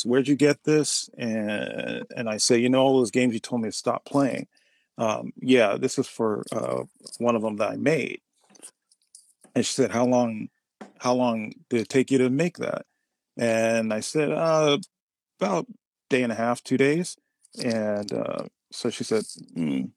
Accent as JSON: {"language": "English", "area": "the Bay Area", "region": "California", "country": "United States", "tie": "born or raised there", "said": "growing up in the Bay Area"}